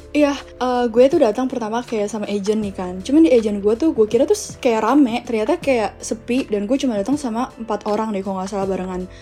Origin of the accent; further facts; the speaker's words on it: Indonesia; moved away as an adult; now in Beijing, China; gue orang Indo